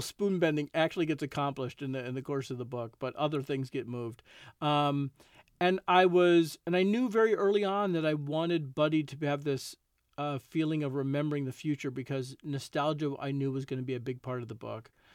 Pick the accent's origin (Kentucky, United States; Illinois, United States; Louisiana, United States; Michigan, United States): Illinois, United States; Chicago; I grew up in Chicago, and certainly growing up as a Cubs fan